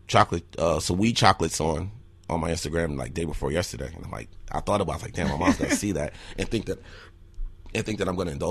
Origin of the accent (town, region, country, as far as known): Newark, New Jersey, United States; born or raised there; now in Eau Claire, United States